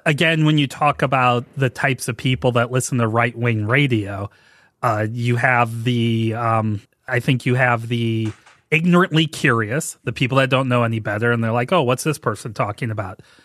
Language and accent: English; St. Louis, Missouri, United States; growing up in Saint Louis, I loved Ozzie Smith